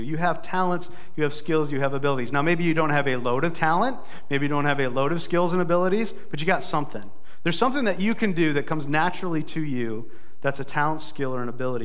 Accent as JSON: {"language": "English", "town": "Brookings", "region": "South Dakota", "country": "United States", "tie": "born or raised there", "also_born_or_lived": "Sioux Falls, South Dakota", "said": "my hometown of Brookings"}